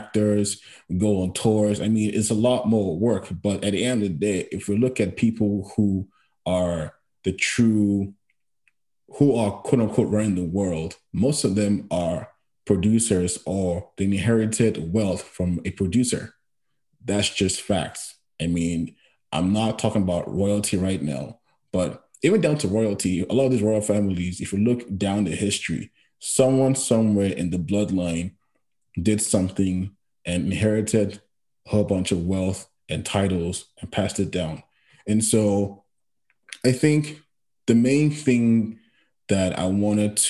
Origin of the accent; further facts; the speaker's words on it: Nigeria; moved away as an adult; now in Canada; growing up in Nigeria